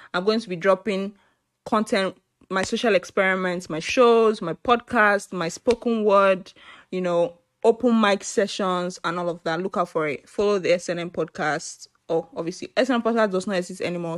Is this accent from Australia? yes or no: no; Nigeria; I'm Nigerian. I'm Igbo, to be precise